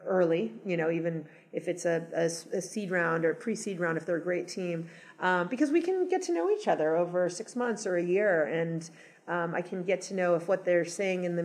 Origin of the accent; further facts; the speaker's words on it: Los Angeles, California, United States; moved away as an adult; also born or lived in New York / Boston / San Francisco / Seattle; I grew up in Los Angeles, and then I lived in lots of other cities for 15 years